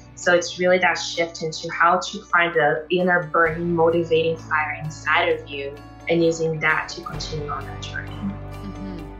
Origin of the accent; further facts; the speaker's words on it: Brazil; moved away as an adult; now in Canada; I come from Brazil, which is the capital of plastic surgery in the world, right? Like I was raised with all, and I was 21 when I came to Canada